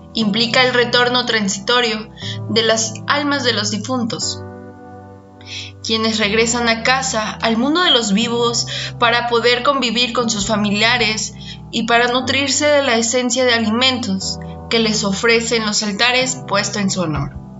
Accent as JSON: {"language": "Spanish", "country": "Mexico", "said": "sucede en mi país cada año. Y se trata de la celebración del Día de Muertos"}